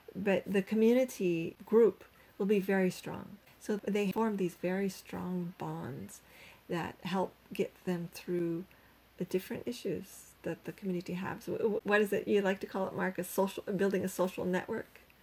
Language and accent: English; Canada; moved away as an adult; now in Cambodia; I'm Canadian